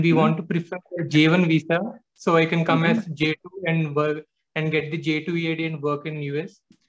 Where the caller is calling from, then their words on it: India; calling from India.